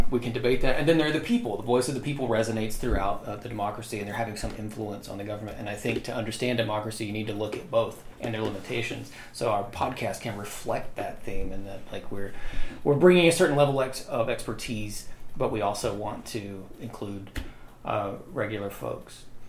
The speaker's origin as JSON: {"language": "English", "town": "Amory", "region": "Mississippi", "country": "United States", "tie": "born or raised there", "said": "I was born and raised in Amory, Mississippi"}